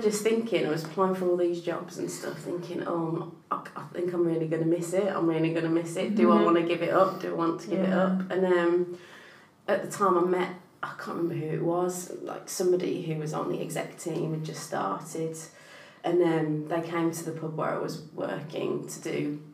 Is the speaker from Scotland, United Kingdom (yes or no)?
no; Lichfield, West Midlands, United Kingdom; where I grew up in Lichfield